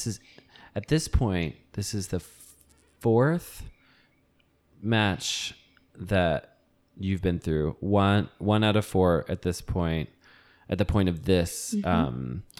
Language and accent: English; Texas, United States; So I'm Texan